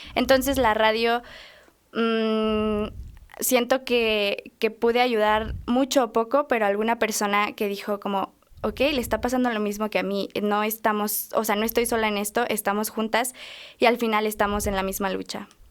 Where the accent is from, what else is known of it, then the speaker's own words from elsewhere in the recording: Acambay, State of Mexico, Mexico; en Acambay, de donde soy